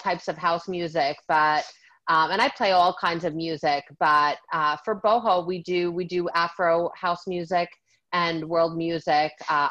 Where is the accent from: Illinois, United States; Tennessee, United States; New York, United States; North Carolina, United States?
New York, United States; also born or lived in New Jersey; now in Miami Beach, United States; I'm from New York. I lived in New Jersey 21 years. I'm in Miami Beach now